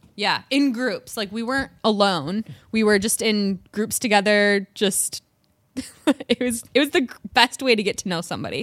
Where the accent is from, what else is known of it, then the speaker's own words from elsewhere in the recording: Michigan, United States; accent: Michigan; My Michigan accent